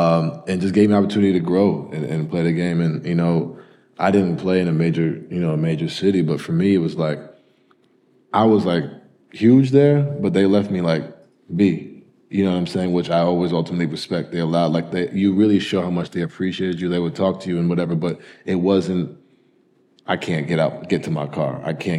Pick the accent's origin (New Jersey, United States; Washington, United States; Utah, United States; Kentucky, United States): Kentucky, United States; Louisville; And I came from Louisville where it was like we were the only sports team in town.